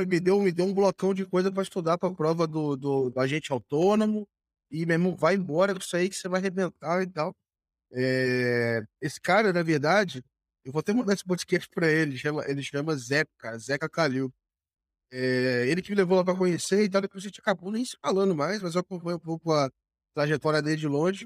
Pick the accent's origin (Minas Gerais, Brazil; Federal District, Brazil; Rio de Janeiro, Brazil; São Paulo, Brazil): Rio de Janeiro, Brazil; Volta Redonda; lá em Volta Redonda, minha cidade natal